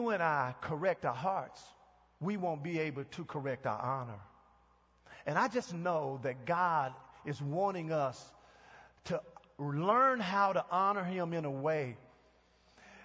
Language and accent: English; Texas, United States; moved away; I'm from Texas, and we use the phrase Mama Dem